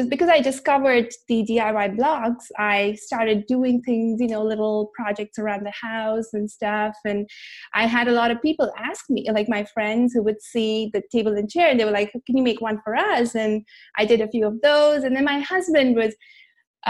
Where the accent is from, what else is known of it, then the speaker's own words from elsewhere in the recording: India; now in Orange County, United States; I was born and brought up in India